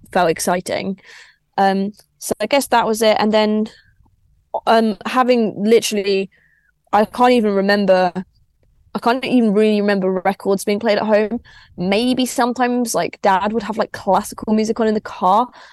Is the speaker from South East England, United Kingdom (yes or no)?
yes; Crawley, South East England, United Kingdom; I grew up in Crawley.